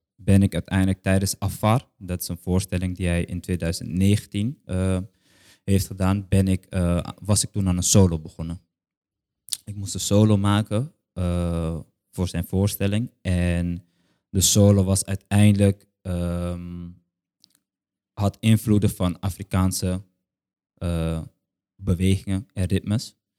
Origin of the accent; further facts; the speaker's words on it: Curaçao; ik een kind ben van Curaçao